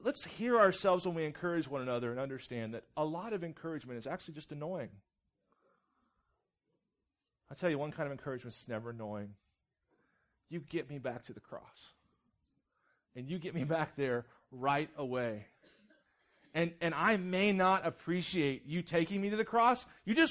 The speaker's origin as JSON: {"language": "English", "town": "Jefferson City", "region": "Missouri", "country": "United States", "tie": "born or raised there", "said": "I grew up in Jeff City, Missouri, which is kind of city, kind of not"}